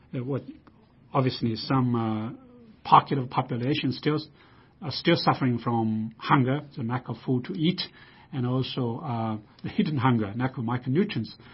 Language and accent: English; China; moved away as an adult; I grew up in China.